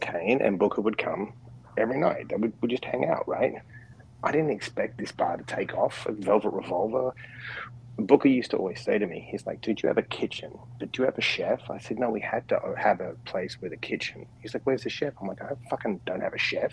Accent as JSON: {"language": "English", "town": "Perth", "region": "Western Australia", "country": "Australia", "tie": "born or raised there", "also_born_or_lived": "New York City", "moved": "yes", "said": "I was born in Perth, which is the most isolated capital city in the world"}